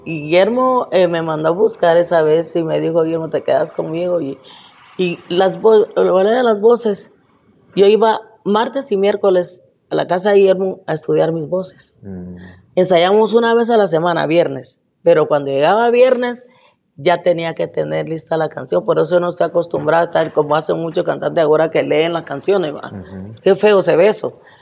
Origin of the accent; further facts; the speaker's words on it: Morales, Izabal, Guatemala; moved away as an adult; also born or lived in New York; yo nací en Bananera